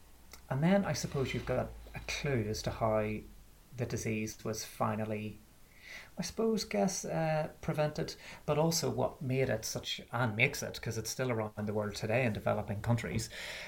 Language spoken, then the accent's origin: English; Belfast, Northern Ireland, United Kingdom; moved away as an adult; I'm from Belfast, which you could possibly tell from the accent, but I haven't lived there in about 15 or 16 years, so it's mellowed a little bit.